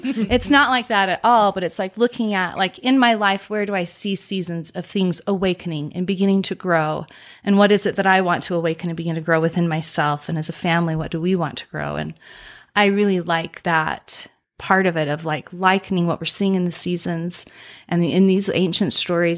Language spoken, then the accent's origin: English; Utah, United States; I grew up here in Utah